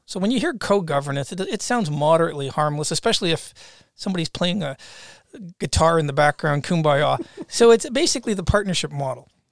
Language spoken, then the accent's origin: English; Canada; moved away; as a Canadian